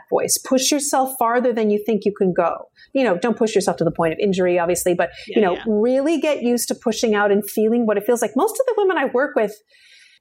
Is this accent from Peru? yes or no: no; Vancouver, British Columbia, Canada; moved away; I'm from British Columbia